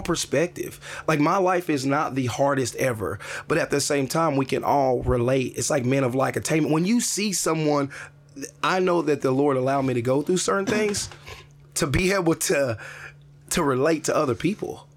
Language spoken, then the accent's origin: English; Jefferson City, Missouri, United States; moved away; I'm back in Jefferson City, my hometown